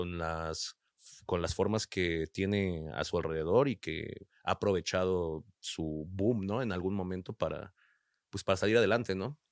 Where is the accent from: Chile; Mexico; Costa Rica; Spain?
Mexico; Nezahualcóyotl, State of Mexico; de Nesa